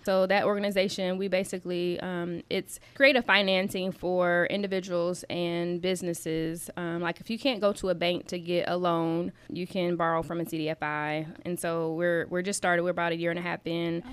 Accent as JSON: {"language": "English", "town": "South Bend", "region": "Indiana", "country": "United States", "tie": "born or raised there", "also_born_or_lived": "Alabama", "said": "I was born and raised in South Bend. I'm an East Sider"}